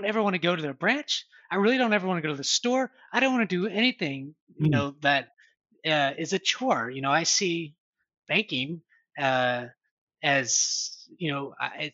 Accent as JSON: {"language": "English", "country": "United States", "said": "I'm an American"}